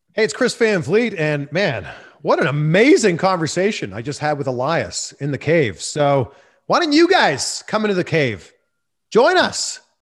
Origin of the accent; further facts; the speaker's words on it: Toronto, Ontario, Canada; moved away as an adult; also born or lived in Peterborough, Ontario / Vancouver / Cleveland / Miami; now in Los Angeles, United States; my hometown in Toronto